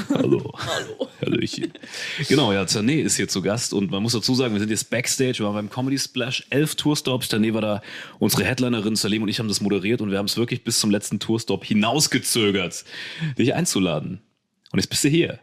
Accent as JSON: {"language": "German", "region": "Saarland", "country": "Germany", "tie": "born or raised there", "said": "weil ich hier aufgewachsen bin"}